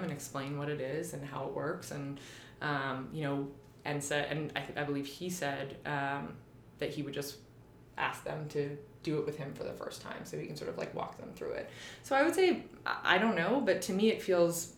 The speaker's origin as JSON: {"language": "English", "country": "Canada", "also_born_or_lived": "New York", "moved": "as an adult", "said": "I'm from Canada also."}